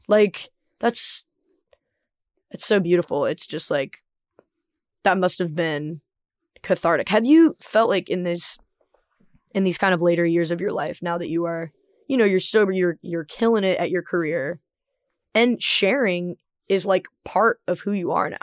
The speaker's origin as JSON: {"language": "English", "region": "the American South", "country": "United States", "said": "as a Southerner"}